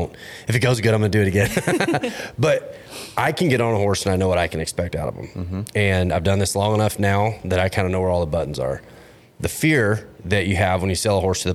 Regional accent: Fort Worth, Texas, United States; I was raised in Fort Worth.

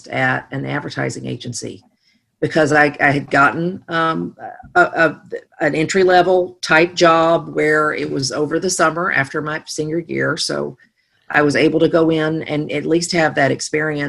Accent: Nashville, Tennessee, United States; I grew up in Nashville, Tennessee

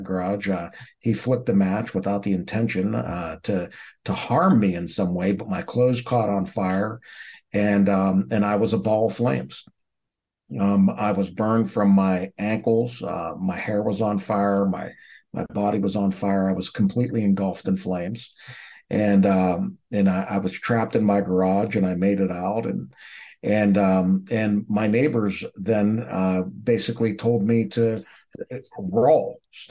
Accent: Pittsburgh, Pennsylvania, United States; I grew up in the United States, right outside of Pittsburgh, Pennsylvania

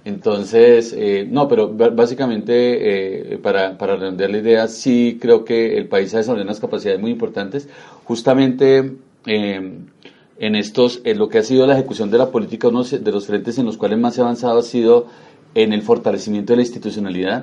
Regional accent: Colombia; nos debe tener muy orgullosos como colombianos

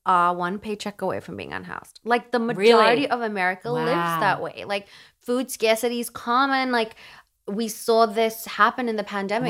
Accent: Australia; I'm from down under.

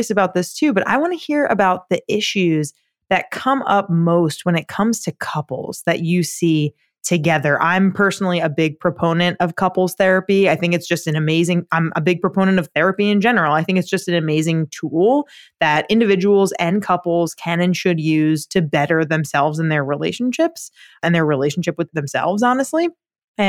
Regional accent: Long Island, New York, United States; I'm from Long Island

